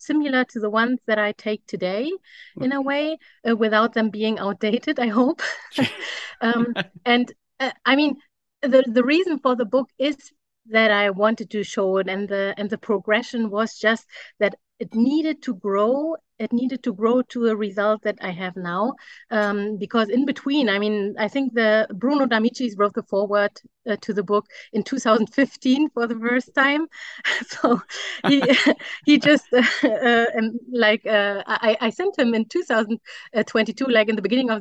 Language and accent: English; Germany; I'm a photographer from Germany.